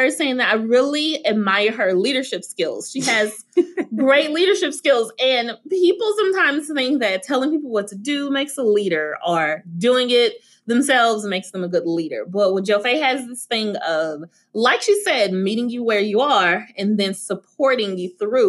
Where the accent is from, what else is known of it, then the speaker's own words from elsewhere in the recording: the South, United States; I'm from the South